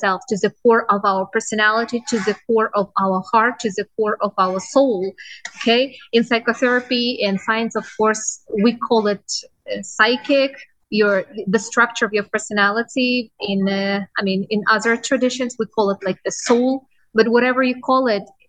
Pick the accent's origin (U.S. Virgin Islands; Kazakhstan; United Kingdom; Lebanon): Kazakhstan; now in Dubai, United Arab Emirates; I was born in Kazakhstan in a small village